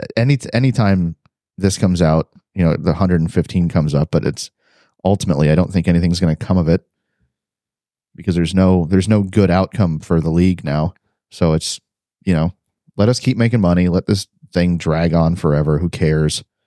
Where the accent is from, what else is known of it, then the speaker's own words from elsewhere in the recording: Cleveland, Ohio, United States; now in Texas, United States; I live in Texas doesn't mean I'm not from Cleveland, Ohio